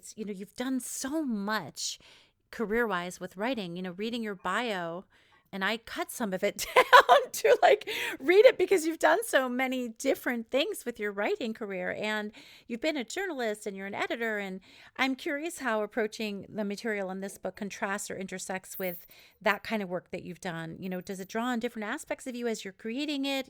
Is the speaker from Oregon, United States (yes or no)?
no; New York, United States; also born or lived in Israel; now in West Coast, United States; I'm from New York originally-ish in Israel and live in, on the West Coast now